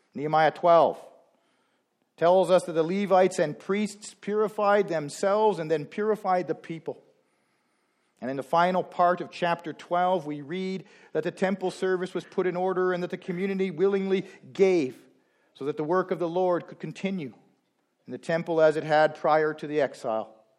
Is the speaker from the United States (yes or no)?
no; Canada; now that we are Canadian